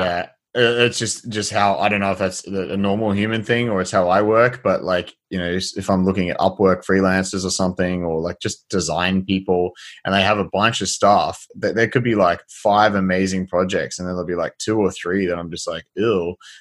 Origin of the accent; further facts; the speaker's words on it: Australia; as an Australian